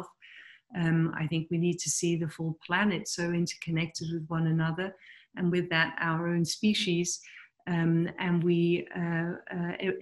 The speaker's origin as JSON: {"language": "English", "region": "England", "country": "United Kingdom", "tie": "born or raised there", "also_born_or_lived": "Pakistan / New Delhi / Germany", "said": "I was born in Pakistan and then moved to London, or to England rather, at the age of 3."}